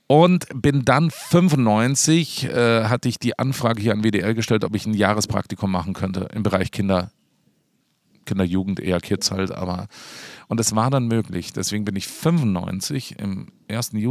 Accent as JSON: {"language": "German", "town": "Peißenberg", "region": "Bavaria", "country": "Germany", "tie": "born or raised there", "also_born_or_lived": "Starnberg", "said": "hier in der Nähe aufgewachsen, in Peißenberg, kennt keine Sau, Peißenberg. Hohenpeißenberg für alle Meteorologen, die kennen den noch"}